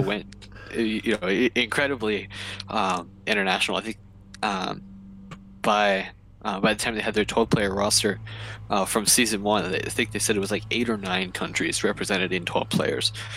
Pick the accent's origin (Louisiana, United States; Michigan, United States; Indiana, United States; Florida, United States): Indiana, United States; we're, we're from Indiana